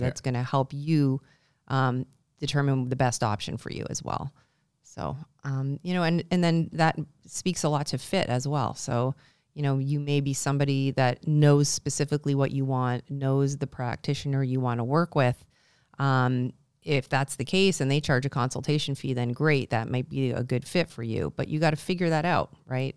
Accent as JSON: {"language": "English", "country": "Canada", "moved": "yes", "lives_now": "Buffalo, United States", "said": "I'm Canadian"}